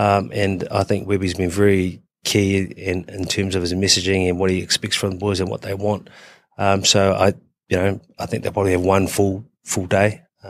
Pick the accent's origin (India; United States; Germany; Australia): Australia; Queensland; I'm a Queenslander.